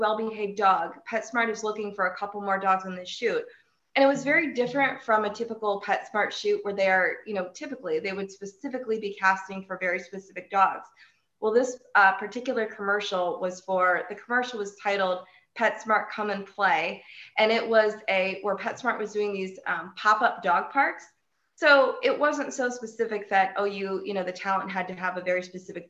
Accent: Mansfield, Ohio, United States; now in Cleveland, United States; I live in Cleveland, Ohio, although I may be moving to Mansfield, my hometown, but I've been in Cleveland for the last 6 years

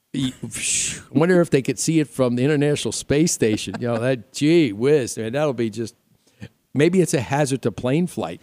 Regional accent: New York, United States; accent: New York; moved away as an adult; now in Arizona, United States; some people still say I still have a little bit of New York left in me, which I probably

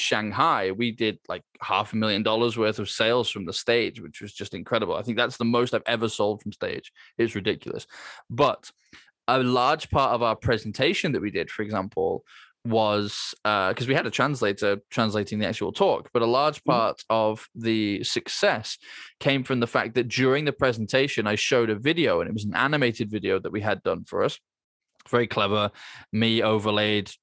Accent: United Kingdom; as a Brit, it's safe to assume that I can only speak one of those languages

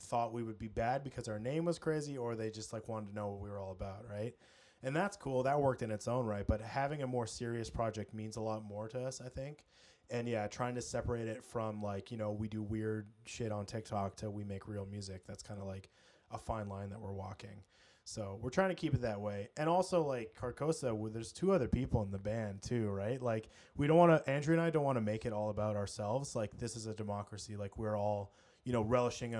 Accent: British Columbia, Canada; I literally was born and raised in British Columbia

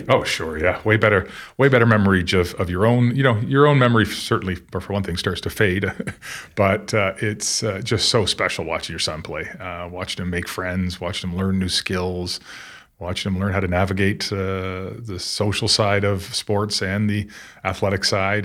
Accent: Newmarket, Ontario, Canada; growing up and playing hockey in Newmarket then was a very small town

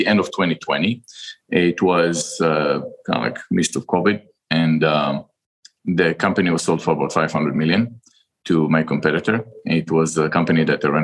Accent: Israel; moved away as an adult; now in United States; I'm from Israel. And when I finished the military service, I came down here to the United States and I went to business school

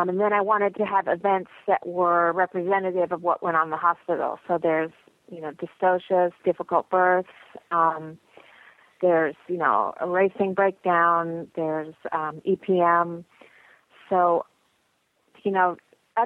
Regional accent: Lexington, Kentucky, United States; moved away as an adult; also born or lived in San Francisco Bay Area, California; I grew up here in Lexington

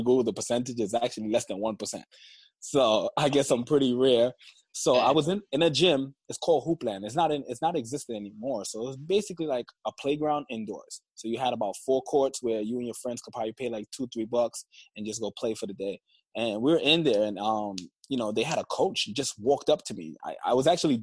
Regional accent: New York City, New York, United States; moved away as an adult; also born or lived in Oklahoma; I grew up in Flatbush, Brooklyn, New York

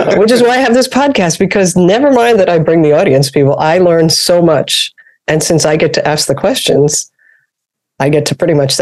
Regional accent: New York, United States; I'm from New York.

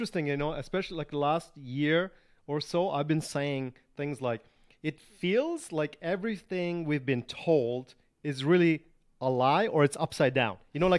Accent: Germany; also born or lived in Canada / San Diego, United States; So I was, I was raised in Germany and Canada, and I lived in San Diego for 10 years.

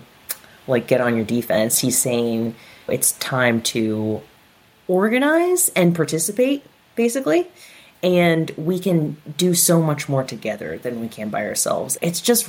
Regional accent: the South, United States; I'm from the South

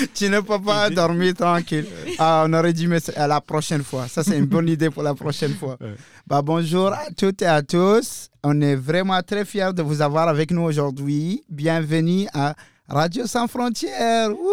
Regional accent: Mauritania; now in Moncton, Canada; je viens clairement du désert de la Mauritanie

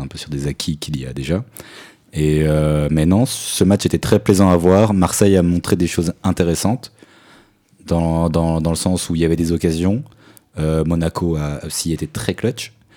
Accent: Switzerland; en tant que Suisse

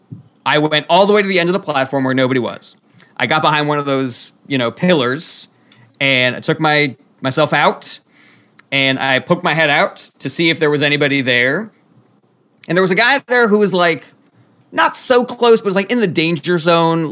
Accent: Los Angeles, California, United States; moved away as an adult; also born or lived in Ohio; now in New York, United States; I grew up in Los Angeles

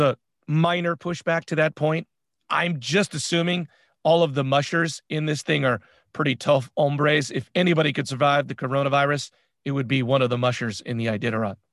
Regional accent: San Francisco, California, United States; We're from San Francisco

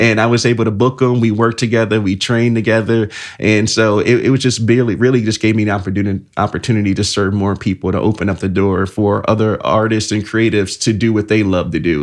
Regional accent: Elkhart, Indiana, United States; I am from Elk Garden, Indiana, born and raised. So the city with the heart

